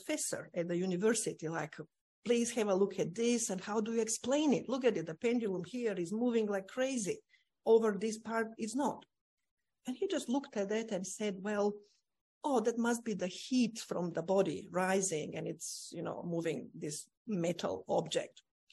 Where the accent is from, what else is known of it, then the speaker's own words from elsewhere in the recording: North Macedonia; I was born in Macedonia, lovely parents, my mom and dad